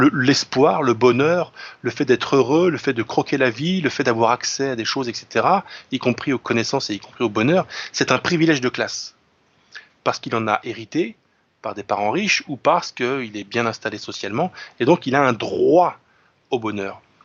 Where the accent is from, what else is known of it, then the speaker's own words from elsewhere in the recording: France; je suis un français enraciné